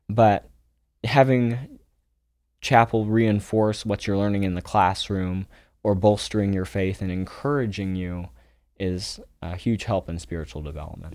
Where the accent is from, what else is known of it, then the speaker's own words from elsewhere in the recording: Springfield, Ohio, United States; also born or lived in Almaty, Kazakhstan; I grew up in Springfield, Ohio